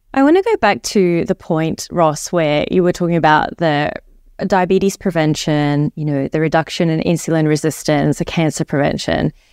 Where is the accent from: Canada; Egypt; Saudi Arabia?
Egypt; also born or lived in New Zealand; now in Australia; I grew up in Egypt, and we follow a Mediterranean diet